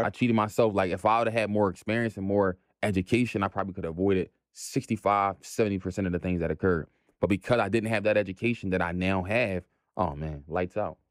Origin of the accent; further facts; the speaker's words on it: Philadelphia, Pennsylvania, United States; Born and raised in Philly